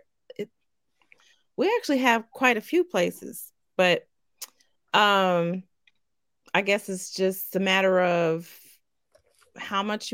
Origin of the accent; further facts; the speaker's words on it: Southwestern Ohio tri-state area, United States; my hometown or in my home area